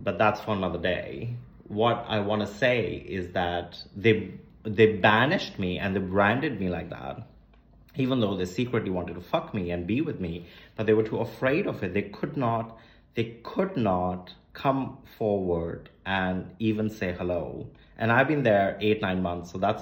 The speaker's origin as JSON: {"language": "English", "region": "Chandigarh", "country": "India", "tie": "born or raised there", "also_born_or_lived": "Berlin", "moved": "yes", "lives_now": "Delhi, India", "said": "I moved into Delhi and I was growing up in Chandigarh."}